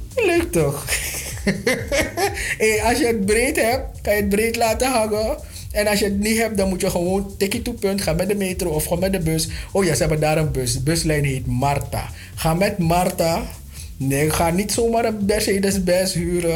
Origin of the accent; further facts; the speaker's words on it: Suriname; now in Netherlands; wij als Surinamers